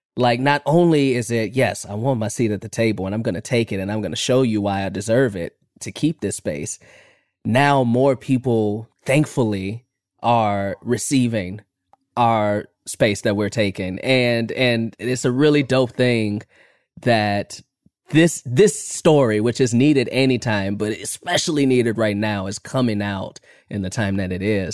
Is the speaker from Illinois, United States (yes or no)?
yes; Chicago, Illinois, United States; I'm from Chicago